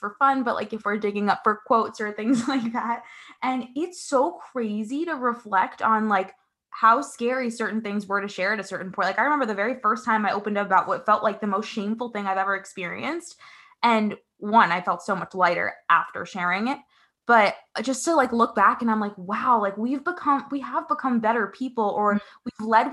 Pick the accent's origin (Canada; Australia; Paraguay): Paraguay; now in United States; I was born in Paraguay in South America